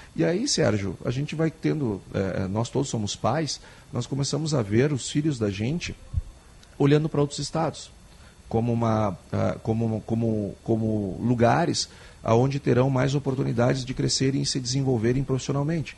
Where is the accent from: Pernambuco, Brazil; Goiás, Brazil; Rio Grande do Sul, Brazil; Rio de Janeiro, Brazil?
Rio Grande do Sul, Brazil; Gaúcho; todos nós somos gaúchos, todos nós vivemos aqui